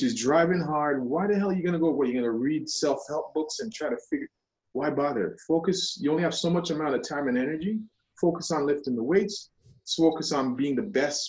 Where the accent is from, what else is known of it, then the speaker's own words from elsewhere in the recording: Jamaica; being Jamaican, that's also like, really, you don't accept help.